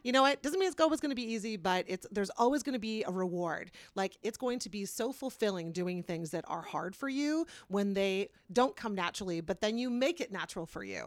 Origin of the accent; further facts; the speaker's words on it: Kitchener, Ontario, Canada; now in Wellesley, Canada; I'm from Kitchener, Waterloo